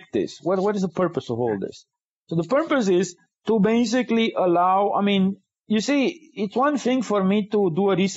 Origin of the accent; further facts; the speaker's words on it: Romania; moved away as an adult; now in United States; in Romania, I grew up in communism.